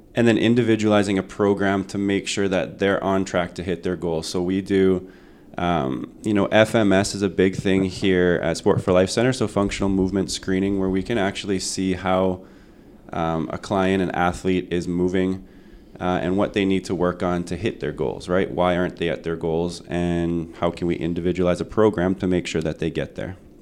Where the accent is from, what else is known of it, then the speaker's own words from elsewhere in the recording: Winnipeg, Manitoba, Canada; I grew up here in Winnipeg